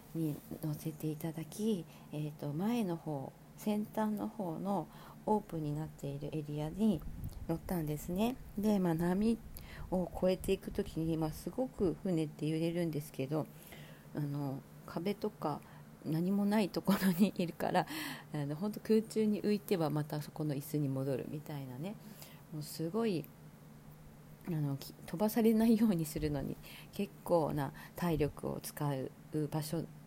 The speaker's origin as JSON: {"language": "Japanese", "town": "Sapporo", "region": "Hokkaido", "country": "Japan", "tie": "born or raised there", "moved": "yes", "said": "私がねそもそもあの札幌出身なんですけど北海道"}